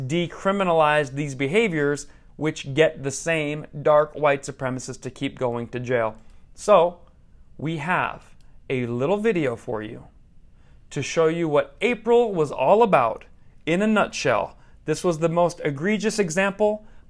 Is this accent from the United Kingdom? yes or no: no; United States; I was born in America. I've always lived in America. This is my only country